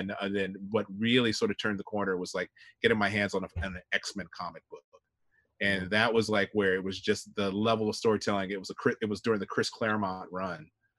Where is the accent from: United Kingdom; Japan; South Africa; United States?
Japan; But growing up in Japan, so I, you know, I was exposed to Sentai, you know, Kamen Rider